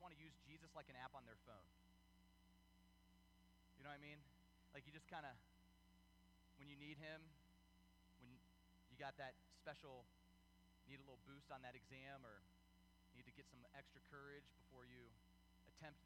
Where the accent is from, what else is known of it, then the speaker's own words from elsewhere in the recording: United States; we're Americans. This is America